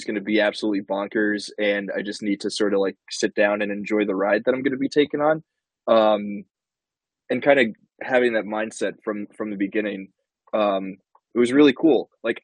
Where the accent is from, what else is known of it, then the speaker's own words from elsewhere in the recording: United States; as an American